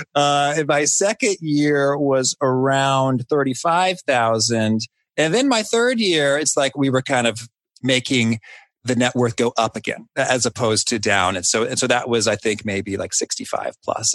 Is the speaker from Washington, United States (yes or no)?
no; Danville, Illinois, United States; my hometown of Danville, Illinois